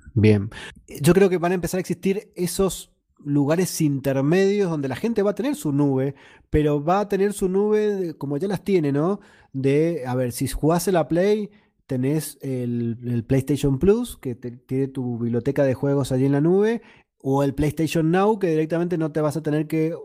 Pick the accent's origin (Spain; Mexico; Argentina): Argentina; now in Mendoza, Argentina